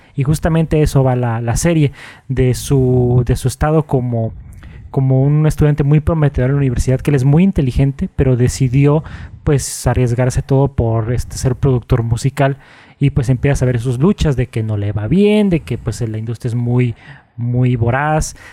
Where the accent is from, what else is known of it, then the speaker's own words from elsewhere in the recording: Mexico; como mexicanos